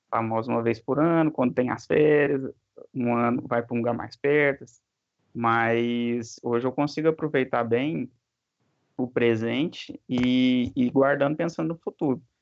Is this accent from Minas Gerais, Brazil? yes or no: yes; interior of Minas Gerais, Brazil; accent: interior de Minas; meu sotaque já entregou, né, interior de Minas